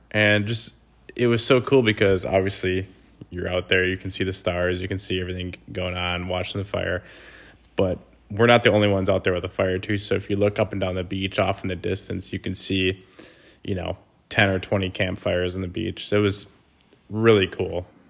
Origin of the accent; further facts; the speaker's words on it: Wisconsin, United States; we're from Wisconsin